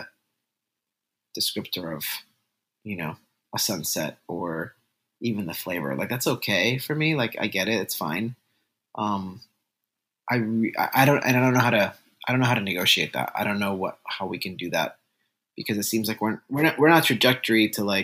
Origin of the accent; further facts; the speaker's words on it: Puerto Rico; first language Spanish; English is a second language; I was Puerto Rican, born and raised